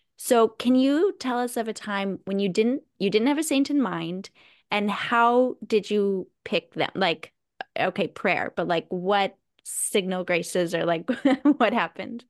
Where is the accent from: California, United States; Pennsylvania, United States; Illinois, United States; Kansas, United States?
California, United States; moved away as an adult; now in Midwest, United States; all three of us are from California.